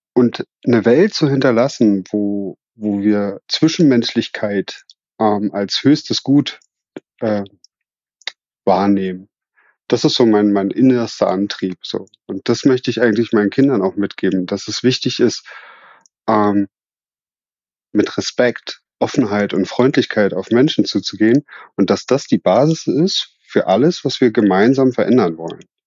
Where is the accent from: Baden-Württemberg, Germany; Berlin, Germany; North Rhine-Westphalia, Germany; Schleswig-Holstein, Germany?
Berlin, Germany; moved away as an adult; also born or lived in Switzerland; now in Kirchheim unter Teck, Germany; bin ich ja gebürtig aus Berlin